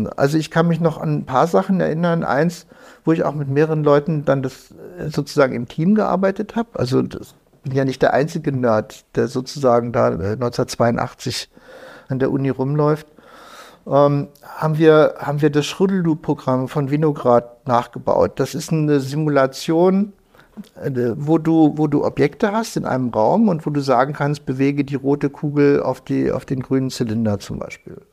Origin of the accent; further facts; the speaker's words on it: Lower Saxony, Germany; Nein, ich bin aufgewachsen in der Düneburger Heide. Ah ja, okay. Also so etwas nördlich von Wolfsburg.